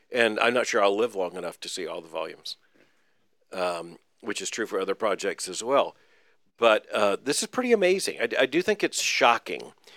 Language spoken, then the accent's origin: English; Florida, United States; I grew up in Florida